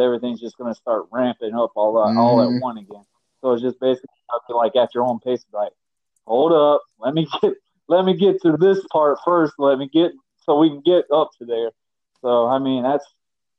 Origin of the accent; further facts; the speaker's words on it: Yulee, Florida, United States; we're from Yuli, Florida.